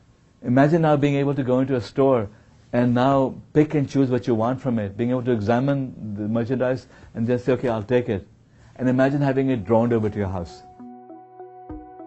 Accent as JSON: {"language": "English", "country": "India", "tie": "born or raised there", "moved": "yes", "lives_now": "Silicon Valley, United States", "said": "I was born in India."}